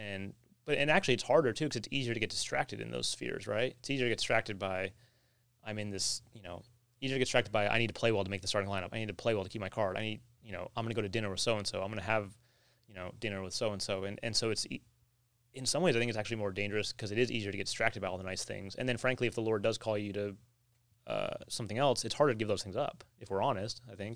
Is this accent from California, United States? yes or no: yes; California, United States; moved away; also born or lived in Orlando; I was from California